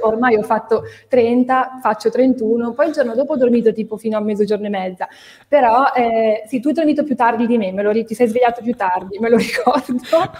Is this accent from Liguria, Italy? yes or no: yes; Genoa, Liguria, Italy; io sono di Genova